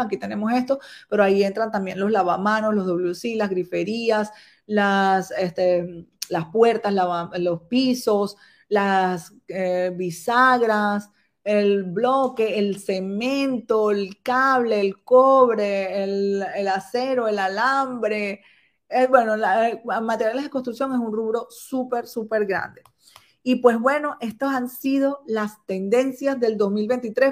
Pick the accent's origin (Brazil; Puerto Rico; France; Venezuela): Venezuela; Caracas, Capital District; moved away as an adult; also born or lived in Valencia, Venezuela; now in Guangzhou, China; yo soy de Caracas y vivía en una ciudad que se llama Valencia